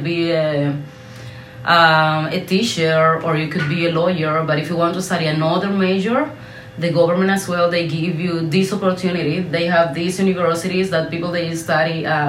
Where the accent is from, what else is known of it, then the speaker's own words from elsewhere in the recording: Baracoa, Guantánamo, Cuba; English is a second language; also born or lived in Santiago de Cuba; I am from Baracoa, and I was studying